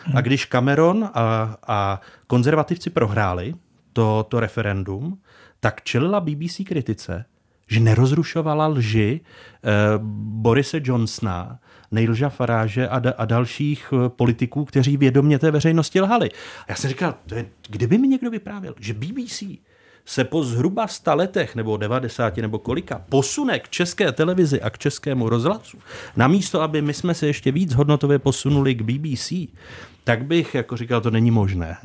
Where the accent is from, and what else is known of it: Czechia